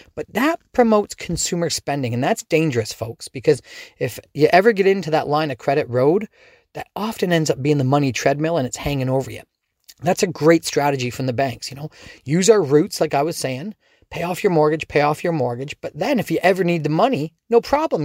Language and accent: English; Dorchester, Ontario, Canada; also born or lived in London, Ontario; I grew up in Dorchester, just outside on the edge